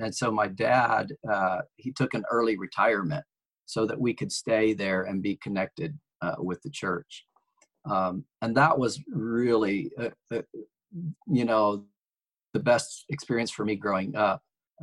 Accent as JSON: {"language": "English", "town": "Chicago", "region": "Illinois", "country": "United States", "tie": "born or raised there", "also_born_or_lived": "Forest Park, Georgia / Jonesboro, Georgia", "said": "So I was born in Chicago, and, when I was about two, we moved to Georgia, and he worked in Atlanta. So we lived in Forest Park, Georgia for 2 years. And then we lived in Jonesboro, for 2 years in Georgia."}